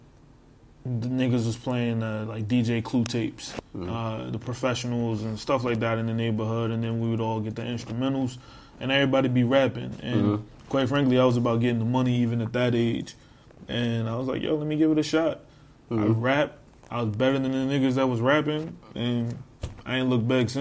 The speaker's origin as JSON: {"language": "English", "town": "New York City", "region": "New York", "country": "United States", "tie": "born or raised there", "also_born_or_lived": "Newport News, Virginia", "moved": "as an adult", "lives_now": "Florida, United States", "said": "where I'm born is I'm from Coney Island, New York. I am from Brooklyn"}